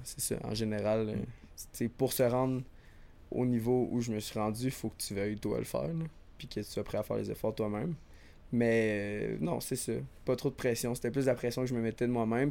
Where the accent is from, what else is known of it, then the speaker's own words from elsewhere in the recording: Sherbrooke, Quebec, Canada; moved away as an adult; now in Montreal, Canada; je suis parti euh, de Sherbrooke il y a genre 7 ans déjà maintenant.